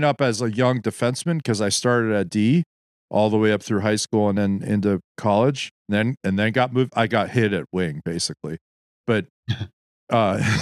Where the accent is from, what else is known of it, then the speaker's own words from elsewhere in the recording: United States; As American fans